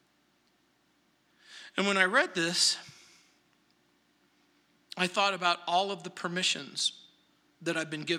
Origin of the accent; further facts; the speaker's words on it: New Orleans, Louisiana, United States; now in Denver, United States; I was born in New Orleans, Louisiana, March 24th, 1956